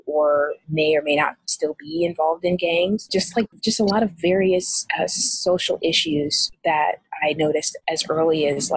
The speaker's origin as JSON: {"language": "English", "region": "Missouri", "country": "United States", "said": "I am from Missouri, and I am from Missouri"}